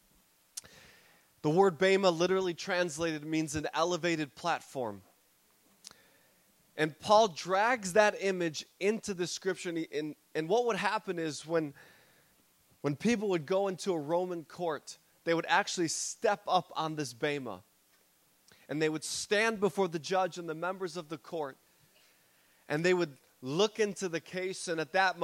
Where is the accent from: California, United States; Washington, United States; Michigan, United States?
Michigan, United States; Detroit; I fly back to my hometown in Detroit.